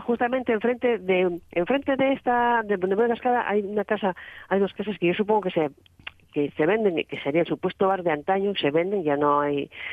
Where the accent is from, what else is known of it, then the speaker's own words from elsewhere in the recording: Oscos, Asturias, Spain; moved away; en mi tierra, pues nos, nos fuimos 10 días a Oscos